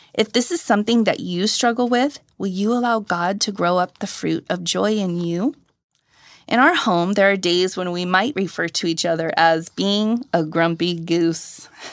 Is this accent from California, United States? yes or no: yes; Riverside, California, United States; also born or lived in Hampton, Tennessee / Santa Cruz, California; I moved from Hampton, Tennessee to Santa Cruz, California as a toddler